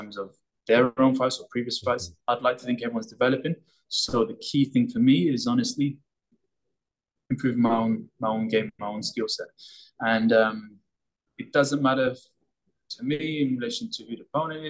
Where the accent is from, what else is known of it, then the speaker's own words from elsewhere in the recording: London, United Kingdom; keeping us active and out of trouble growing up in Hackney